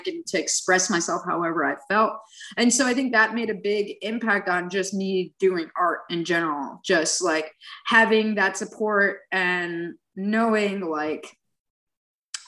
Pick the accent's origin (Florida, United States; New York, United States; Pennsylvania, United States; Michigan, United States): New York, United States; New York City; I grew up in New York City